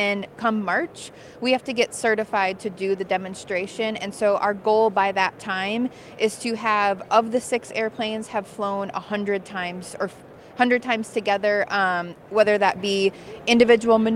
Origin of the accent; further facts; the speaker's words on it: Minnesota, United States; I'm from Minnesota, so I'm a diehard Minnesotan